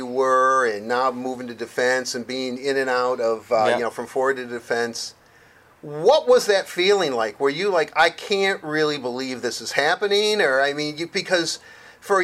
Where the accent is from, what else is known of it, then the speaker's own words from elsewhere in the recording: Detroit, Michigan, United States; I grew up in Detroit